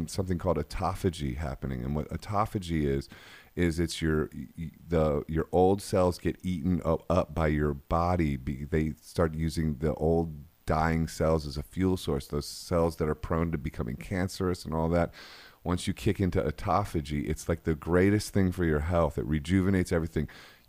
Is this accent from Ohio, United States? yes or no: yes; Akron, Ohio, United States; I know, but we're from Akron, Ohio.